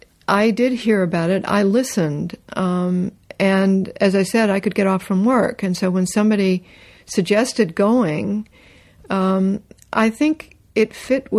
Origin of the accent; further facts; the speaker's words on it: North Carolina, United States; also born or lived in Canada; I was raised in North Carolina.